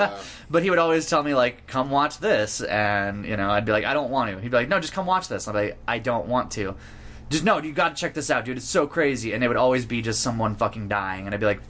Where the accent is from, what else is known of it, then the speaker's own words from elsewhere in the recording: New Mexico, United States; we're from New Mexico.